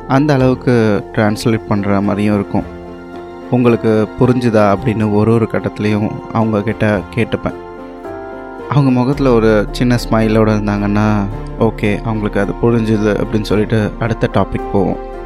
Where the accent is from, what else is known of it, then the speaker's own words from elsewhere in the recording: Chennai, Tamil Nadu, India; நான் நவம்பர் ஆயிரத்தி தொள்ளாயிரத்தி அறுபத்தொம்போதில் சென்னையில் பிறந்தேன் தாம்பரம் மெட்ராஸ் கிறிஸ்டியன் காலேஜ் கேம்பஸ்குள்ளே தான் எங்கள் வீடு